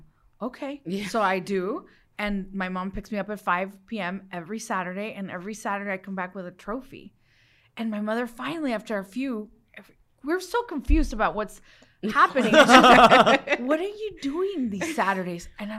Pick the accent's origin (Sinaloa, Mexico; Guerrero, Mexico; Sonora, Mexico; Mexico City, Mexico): Sinaloa, Mexico; Los Mochis; born there; I was born in Los Mochis, Sinaloa, land of the sea turtles. Where they caught El Chapo.